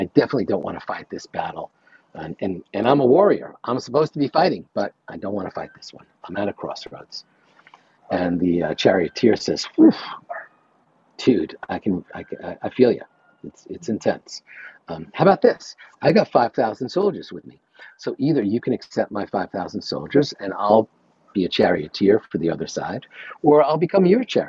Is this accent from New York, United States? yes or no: yes; New York, United States; I'm from New York.